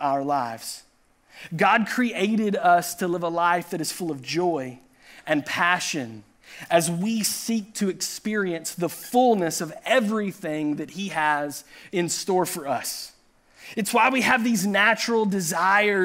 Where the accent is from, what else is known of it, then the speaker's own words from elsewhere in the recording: Chattanooga, Tennessee, United States; he pastored the church that Pastor Ryan and I grew up in Chattanooga, Tennessee